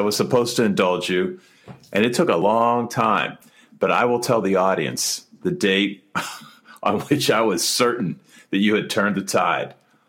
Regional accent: West Mifflin, Pennsylvania, United States; moved away as an adult; also born or lived in Washington, D.C.; I was born in 1960, and in the bowels of Pittsburgh, in the boroughs of Pittsburgh. I am from West Mifflin, and make no mistake about it, it is West Mifflin South, not West Mifflin North. My high school is now a grass field, but that's where I grew up

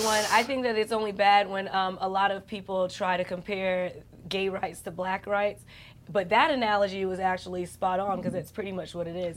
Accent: New York, United States; I'm from New York

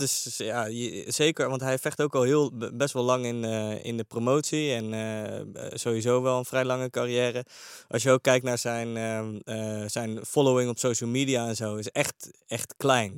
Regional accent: The Hague, South Holland, Netherlands; in Den Haag waar ik vandaan kom

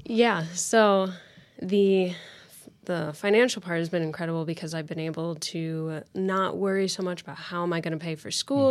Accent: Lafayette, Indiana, United States; I'm from Lafayette, Indiana, actually, so not too far away from Purdue at all. Um, I grew, grew up there

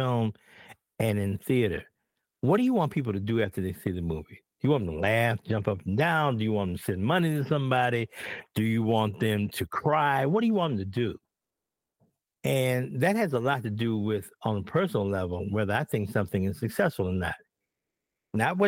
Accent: Chicago, Illinois, United States; I grew up in Bronzeville originally, and then we moved to Stateway Gardens.

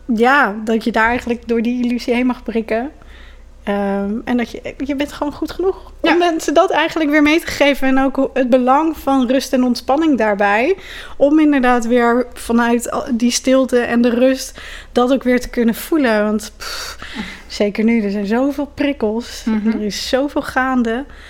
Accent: Ede, Gelderland, Netherlands; ik ben geboren in Ede. Met grote omwegen daar ook weer eh, steeds teruggekomen

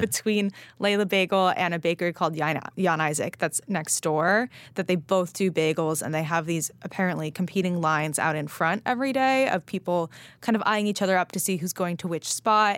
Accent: Los Angeles, California, United States; moved away; I was out in L A, which is where I grew up

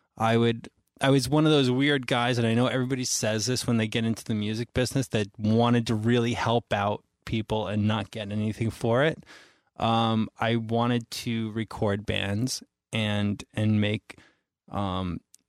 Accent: New York, United States; also born or lived in Florida; I was born in New York, moved to Florida. Excuse me. Moved back to New York when I was about 10

